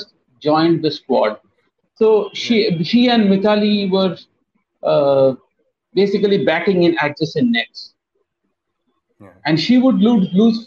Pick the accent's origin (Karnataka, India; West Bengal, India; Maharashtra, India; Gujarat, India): West Bengal, India; Kolkata; I am from Kolkata